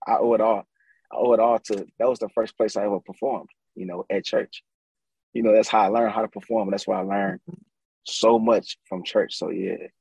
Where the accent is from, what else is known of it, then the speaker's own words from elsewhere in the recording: St. Louis, Missouri, United States; born and raised from the St. Louis on the west side